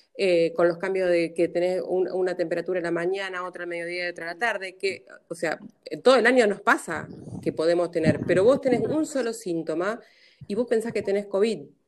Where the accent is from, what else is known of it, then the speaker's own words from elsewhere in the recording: Rosario, Santa Fe, Argentina; soy de Santa Fe de Rosario